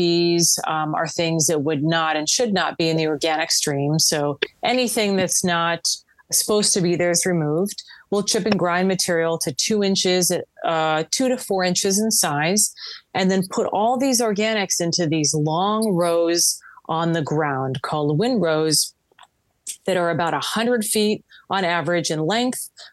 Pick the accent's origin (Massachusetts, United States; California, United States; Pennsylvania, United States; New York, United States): California, United States; Southern; I grew up in Southern California